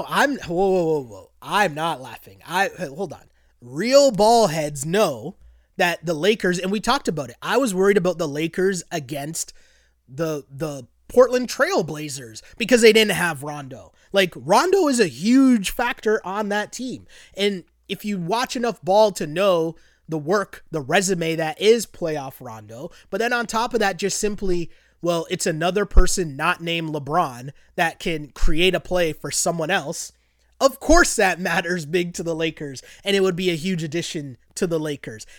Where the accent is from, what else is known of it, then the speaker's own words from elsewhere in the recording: Canada; as a Canadian